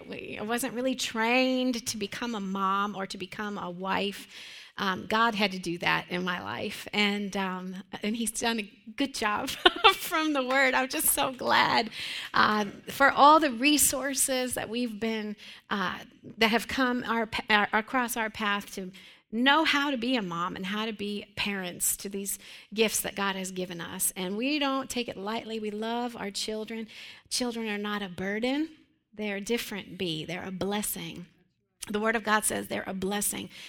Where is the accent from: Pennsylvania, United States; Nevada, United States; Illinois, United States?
Pennsylvania, United States; Western; I grew up in Western Pennsylvania in a church that was built probably in the late 1800s